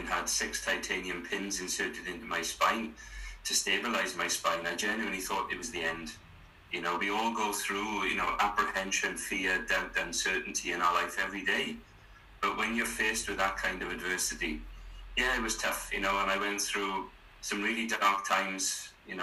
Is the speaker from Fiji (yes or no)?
no; South Wales, United Kingdom; born and bred in South Wales.